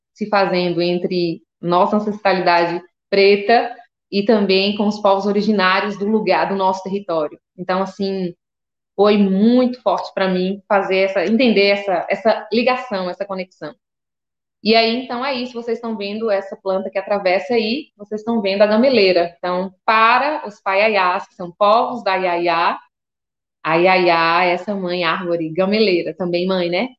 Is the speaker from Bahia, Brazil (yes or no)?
yes; Seabra/Boninal, Chapada Diamantina, Bahia, Brazil; Essa é a comunidade rural que eu cresci